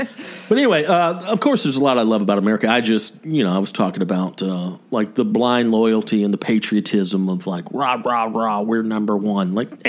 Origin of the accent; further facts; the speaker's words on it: the South, United States; I'm proud to be from the South